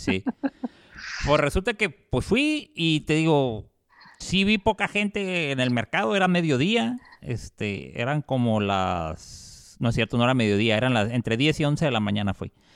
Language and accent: Spanish; Mexico; nosotros como mexicanos